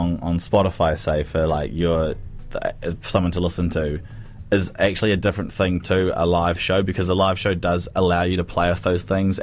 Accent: Cromwell, Otago, New Zealand; I grew up in Cromwell

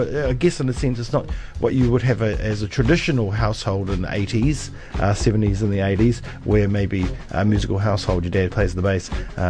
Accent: Dunedin, Otago, New Zealand; I grew up in Tainui, which is just over the hill.

